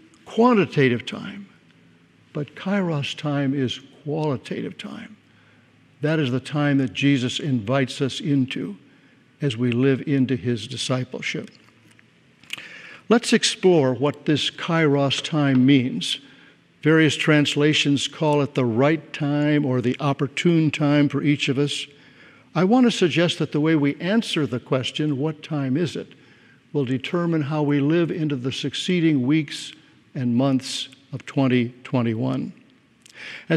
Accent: Glendale, California, United States; I grew up in Glendale, graduated from Glendale High School

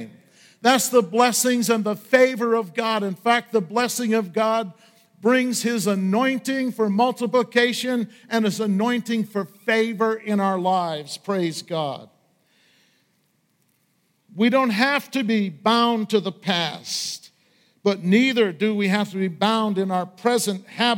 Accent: Washburn, Maine, United States; When I was growing up in Aroostook County outside of Washburn, Maine

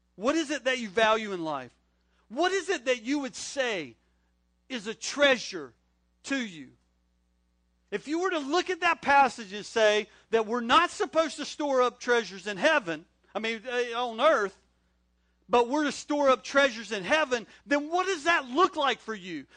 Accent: North Carolina, United States; moved away as an adult; also born or lived in Corning, New York; now in Wilmington, United States; I'm not from New York. I'm from North Carolina

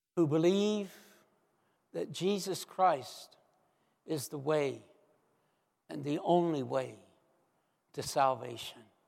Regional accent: United States; the country that I grew up

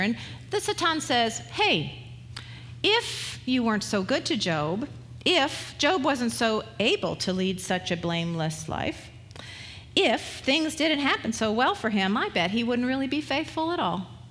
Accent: West Coast, United States; moved away; I was from the West Coast

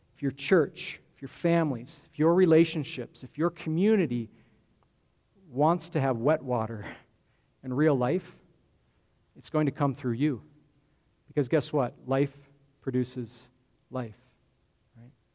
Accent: Grand Junction, Colorado, United States; I grew up in Grand Junction on the western slope

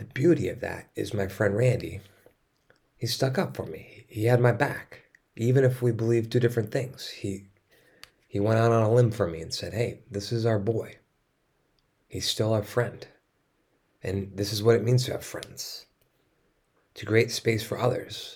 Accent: East Coast, United States; moved away; I grew up on the East Coast

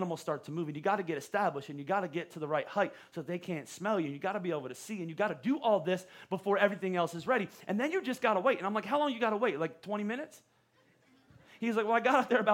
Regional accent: Pennsylvania, United States; moved away as an adult; I was from Pennsylvania

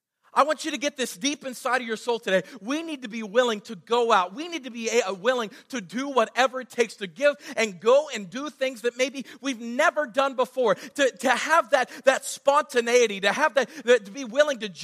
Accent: United States; I'm from Greene County

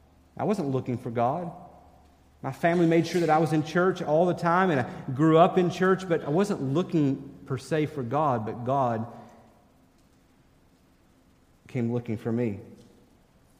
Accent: Minnesota, United States; I'm from Minnesota.

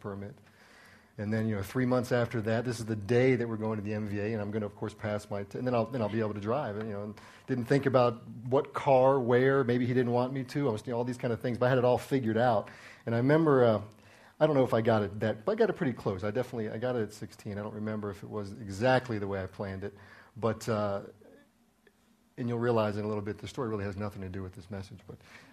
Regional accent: Maryland, United States; moved away as an adult; also born or lived in Washington, D.C.; I was born in the Washington D.C. area, and I lived in Maryland for the first 18 years of my life.

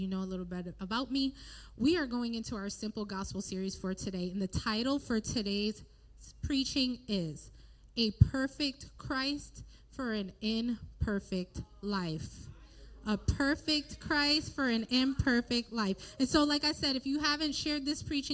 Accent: Bridgeport, United States; I was born and raised in Bridgeport, born and raised in a church right around the corner from here in Bridgeport

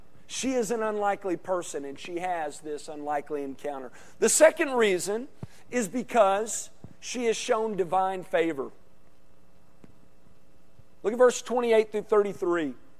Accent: Arkansas, United States; I'm from Arkansas, and there are a lot of towns like that there. And I can say that because I'm an Arkansan.

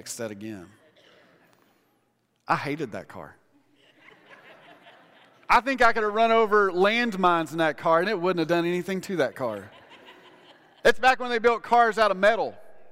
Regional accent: Odessa, Texas, United States; I grew up in Odessa. Everything's flat

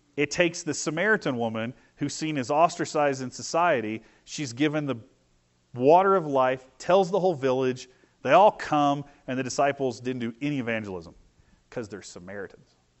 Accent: Vincennes, Indiana, United States; I grew up in Vincent's, Indiana, so it's a revolutionary war, you know, French trade town

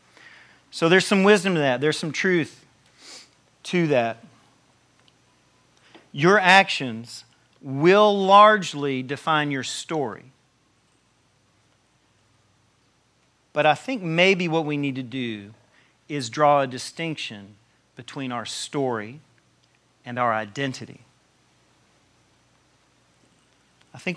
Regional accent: Tennessee, United States; I'm from Tennessee

